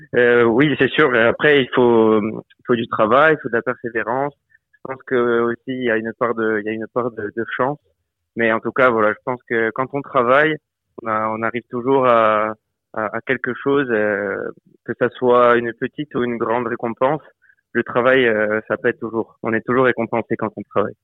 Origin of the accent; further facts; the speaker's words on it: Bastia, Corsica, France; moved away as an adult; now in Nancy, France; Je suis né à Bastia, j'ai grandi à Bastia, j'ai passé toute ma vie